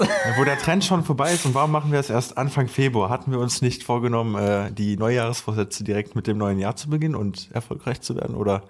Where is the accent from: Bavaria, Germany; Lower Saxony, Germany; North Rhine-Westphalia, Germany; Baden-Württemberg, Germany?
North Rhine-Westphalia, Germany; near Cologne-Düsseldorf; wir kommen hier irgendwie aus der Nähe Köln-Düsseldorf